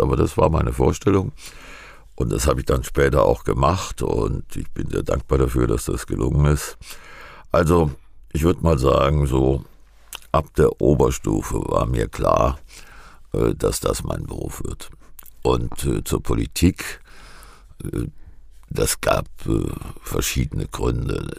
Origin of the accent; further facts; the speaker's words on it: Giessen, Hesse, Germany; Ich komme aus Gießen